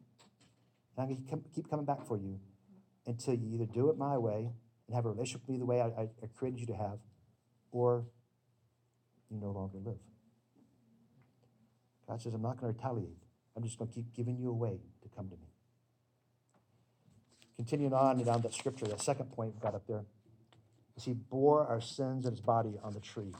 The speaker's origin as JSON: {"language": "English", "region": "the South", "country": "United States", "tie": "born or raised there", "said": "I grew up religious in the South"}